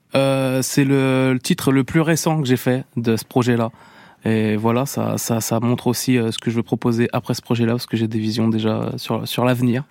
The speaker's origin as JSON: {"language": "French", "town": "La Roche-sur-Yon", "region": "Pays de la Loire", "country": "France", "tie": "born or raised there", "said": "dans ma ville natale à La Roche-sur-Yon"}